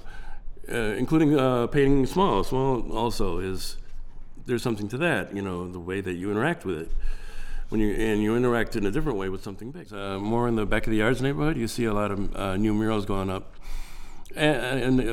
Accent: Chicago, Illinois, United States; born and raised in the Pilsen community

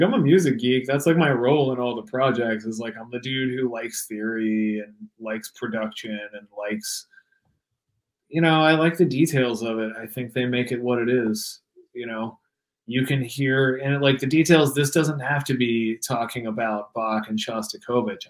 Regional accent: Pennsylvania, United States; also born or lived in Washington; now in Los Angeles, United States; kicked it in Pittsburgh for a couple days. Like got sick of my hometown, went to Pittsburgh

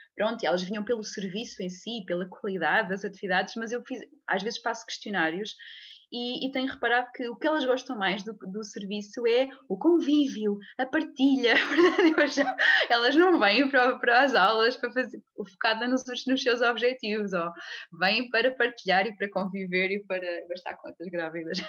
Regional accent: a small village near Leiria, Centro, Portugal; moved away as an adult; venho de Leiria, nasci numa, numa pequena aldeia perto de Leiria, uh, mas já vivo cá nesta zona uh, há, muito, há muitos anos, desde que saí para, para estudar fisioterapia

